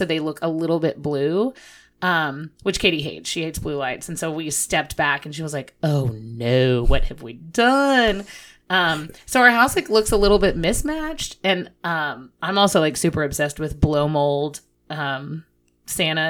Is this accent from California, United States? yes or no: no; Midland, Texas, United States; moved away as an adult; now in Fort Worth, United States; I grew up in Midland